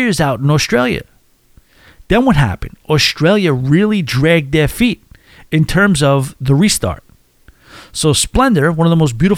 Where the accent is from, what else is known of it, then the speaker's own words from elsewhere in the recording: United States; as American cruisers